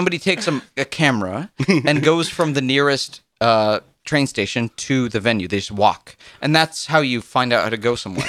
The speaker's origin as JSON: {"language": "English", "country": "United States", "moved": "yes", "lives_now": "Japan", "said": "I'm from America, actually."}